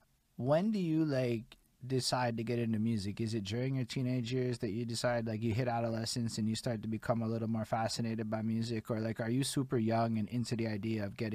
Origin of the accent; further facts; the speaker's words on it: Montreal, Quebec, Canada; I'm from Montreal, Quebec, Canada.